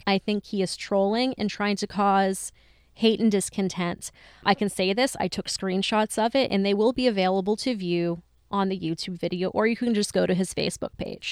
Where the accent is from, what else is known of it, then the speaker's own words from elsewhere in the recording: Lisbon, Maine, United States; I grew up in Lisbon, which is another mill town to the south